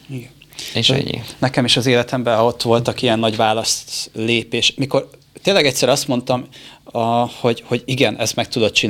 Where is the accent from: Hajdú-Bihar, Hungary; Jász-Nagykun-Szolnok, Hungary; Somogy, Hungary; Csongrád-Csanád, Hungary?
Somogy, Hungary; Siófok; now in Budapest, Hungary; Én siófoki vagyok.